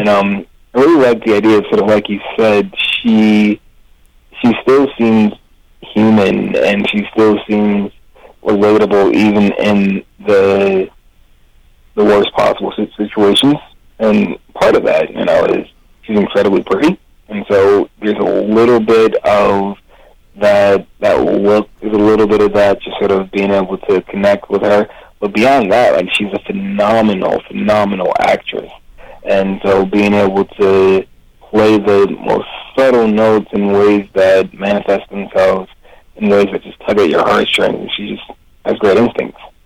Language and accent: English; Philadelphia, Pennsylvania, United States; as a kid growing up in Philly